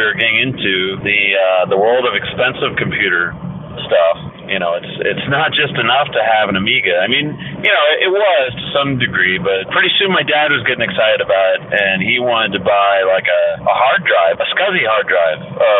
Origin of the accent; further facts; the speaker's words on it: Warsaw, Indiana, United States; I'm from Warsaw, Indiana, up in the northern part of Indiana. It's a small town. And we would either go to Fort Wayne or to South Bend for shopping